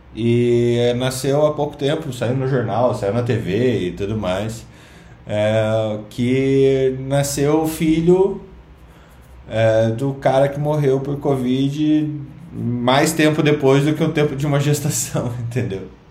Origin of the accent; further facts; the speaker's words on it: Curitiba, Paraná, Brazil; also born or lived in Londrina; eu sou curitibano